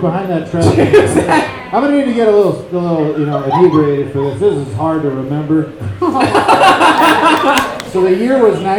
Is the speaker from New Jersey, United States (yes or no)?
no; Fresno, California, United States; now in Los Angeles, United States; I'm originally from Fresno, California, Central Valley. I live in Los Angeles for the last 2 years.